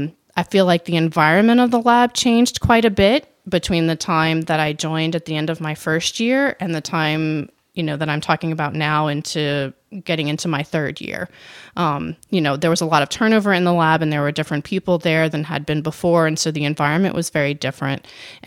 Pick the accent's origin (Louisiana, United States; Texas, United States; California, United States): Louisiana, United States; New Orleans; I am from New Orleans, and this was in 2005. And so Katrina hit New Orleans in August of that year.